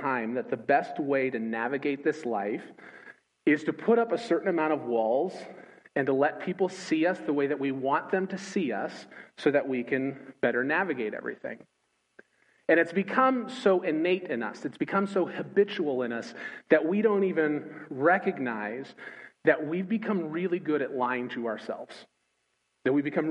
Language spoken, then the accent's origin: English; Los Angeles, California, United States; moved away as an adult; also born or lived in Joplin, Missouri / New Orleans / Nashville; now in Richmond, United States; I grew up in Los Angeles, California